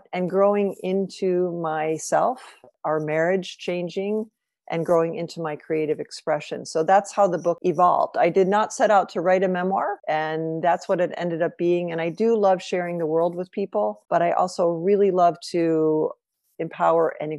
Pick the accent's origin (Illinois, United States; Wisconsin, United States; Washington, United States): Illinois, United States; Evanston; moved away as an adult; also born or lived in Singapore / Lausanne; now in Chicago, United States; I come from Evanston, the first city north of Chicago, which is, we live in Chicago now primarily